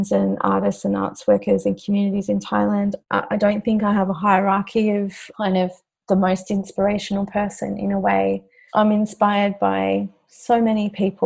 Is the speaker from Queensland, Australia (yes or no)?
yes; Queensland, Australia; now in Victoria, Australia; I'm from Queensland originally